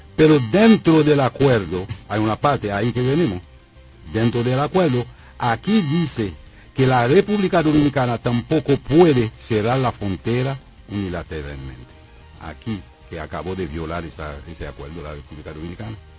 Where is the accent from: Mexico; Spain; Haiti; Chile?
Haiti; Yo conozco mi pueblo, yo conozco Haití